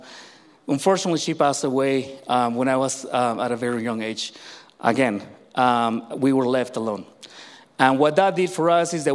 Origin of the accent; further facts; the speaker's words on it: Mexico; when I was born in Mexico